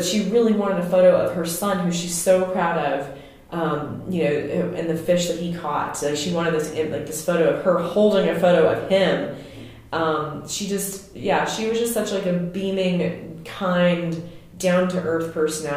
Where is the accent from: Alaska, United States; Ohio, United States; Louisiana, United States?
Louisiana, United States; moved away; I'm from Louisiana, and I understand, I feel like, what it's like to be from the deep South, and then what it's like to be a transplant